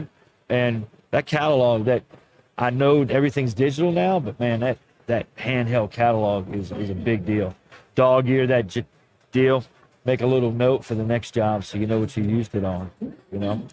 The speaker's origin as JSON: {"language": "English", "town": "New Orleans", "region": "Louisiana", "country": "United States", "tie": "born or raised there", "said": "Oh, that's my hometown"}